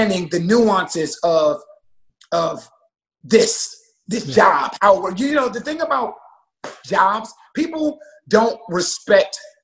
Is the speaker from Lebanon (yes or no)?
no; Columbus, Ohio, United States; I grew up in the inner city of Columbus, Ohio, a block away from the projects